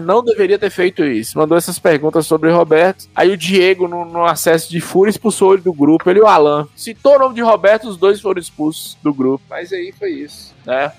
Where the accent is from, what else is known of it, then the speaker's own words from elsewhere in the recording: Bahia, Brazil; Eu sou baiano